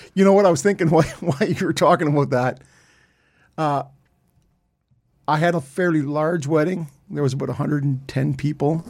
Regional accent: Canada; so we're all Canadian

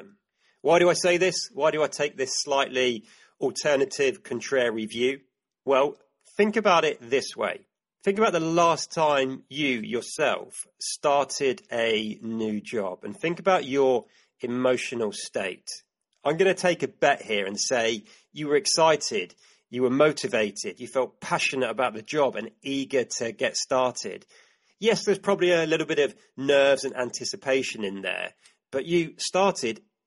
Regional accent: United Kingdom; my home country, the UK

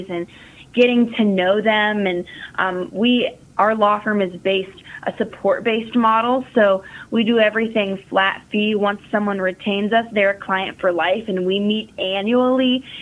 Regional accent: Kenton, Ohio, United States; also born or lived in Grandview, Ohio; I'm originally from Kenton, Ohio

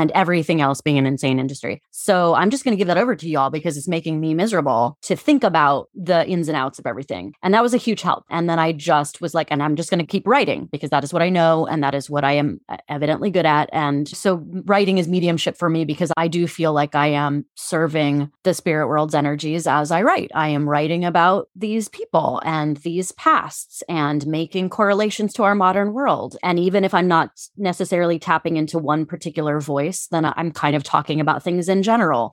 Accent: Cincinnati, Ohio, United States; moved away; I'm from Cincinnati

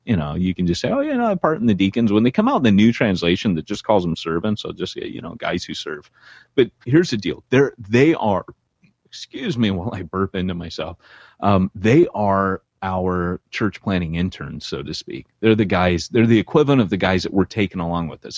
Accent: Orange County, California, United States; also born or lived in LA County; You've been very sheltered growing up in Orange County, California, they used to tell us we lived behind the orange curtain

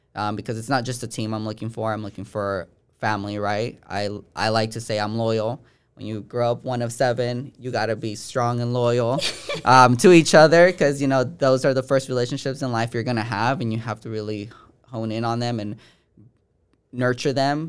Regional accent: Bay Point, California, United States; from the Bay Area. No, uh, and from Bay Point, California

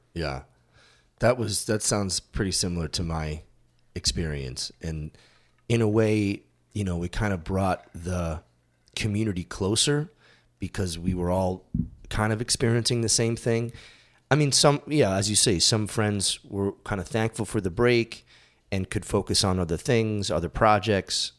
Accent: Massachusetts, United States; moved away as an adult; I grew up in Massachusetts and I moved out here when I was twenty-seven.

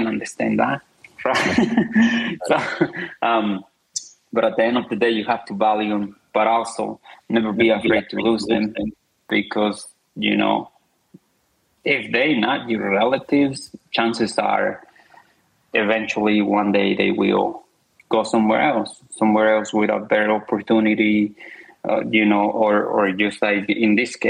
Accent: Zacatecas, Mexico; moved away; It's a very, very small town. It's in a state of Zacatecas

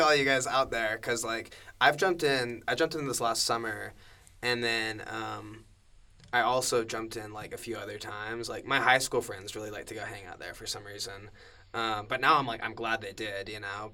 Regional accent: Cedar Hills, Utah, United States; I grew up in Cedar Hills in the Alpine.

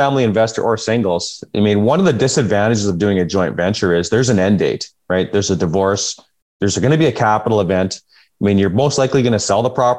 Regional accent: the Prairies, Canada; moved away as an adult; now in British Columbia, Canada; I'm predominantly from the Prairies. I'm born and raised. I mean, I grew up in a farming community of 2,500 people.

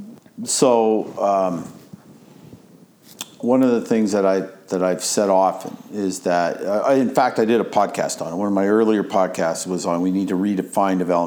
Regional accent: Canada; accent: Canadian; I'm saying this as a Canadian

